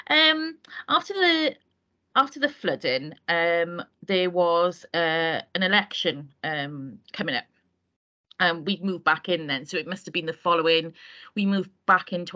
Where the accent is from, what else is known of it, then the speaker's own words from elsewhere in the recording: Wales, United Kingdom; I'm not a Welsh speaker the way I'm Welsh